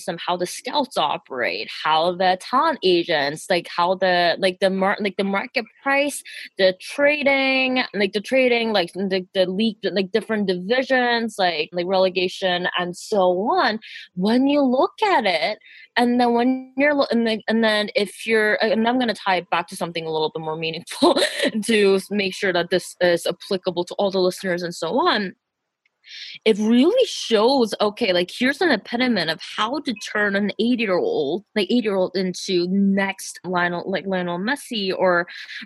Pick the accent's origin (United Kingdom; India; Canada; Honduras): Canada; I am also ethnically South Korean, but I grew up in Canada, so that makes me first generation immigrant